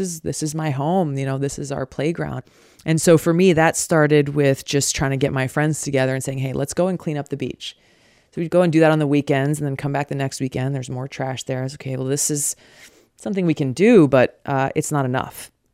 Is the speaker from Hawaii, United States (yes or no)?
yes; Hawaii, United States; Growing up in Hawaii